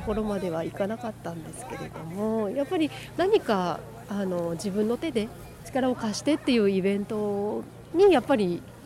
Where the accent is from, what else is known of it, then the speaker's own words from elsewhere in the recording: Minamisoma, Fukushima, Japan; 南相 馬です農業高校通ってる